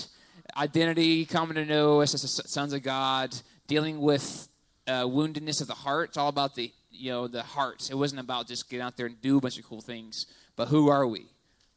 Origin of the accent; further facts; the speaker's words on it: Texas, United States; moved away; I'm from Texas. That's a true South